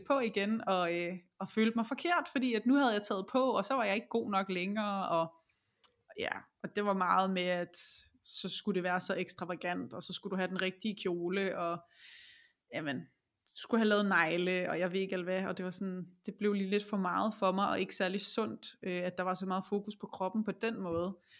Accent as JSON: {"language": "Danish", "country": "Denmark"}